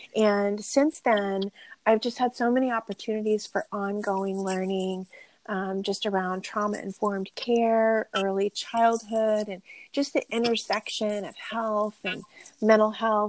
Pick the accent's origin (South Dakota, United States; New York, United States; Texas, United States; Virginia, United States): Virginia, United States; I am from Virginia, but the two of us together have moved to several different places, really, because our full-time ministry life has taken us to some different opportunities